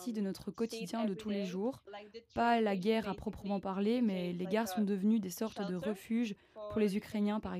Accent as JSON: {"language": "French", "town": "Warsaw", "region": "Masovian Voivodeship", "country": "Poland", "tie": "born or raised there", "said": "je suis née à Varsovie et j'habite à Varsovie"}